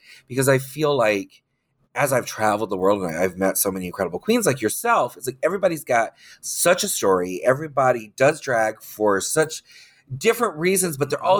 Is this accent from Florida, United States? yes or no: yes; Orlando, Florida, United States; I grew up in Orlando doing drag.